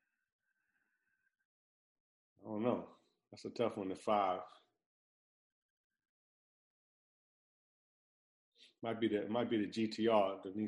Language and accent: English; New York, United States; moved away as an adult; now in Miami, United States; I lived in New York my whole life. I've only been in Miami a year and some change now